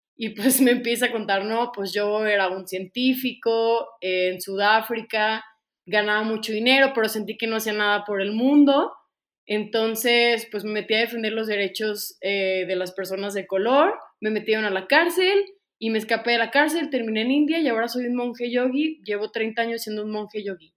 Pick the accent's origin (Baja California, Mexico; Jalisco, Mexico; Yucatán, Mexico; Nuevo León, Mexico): Jalisco, Mexico; Ocotlán; moved away as an adult; also born or lived in Guadalajara; yo soy de Ocotlán, Jalisco, de una pequeña ciudad eh, a las afueras de Guadalajara, 40 minutos